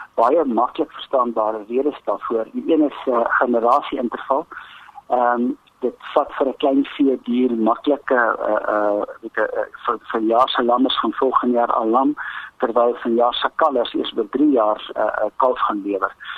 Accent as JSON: {"language": "Afrikaans", "country": "South Africa", "said": "as Suid-Afrikaners"}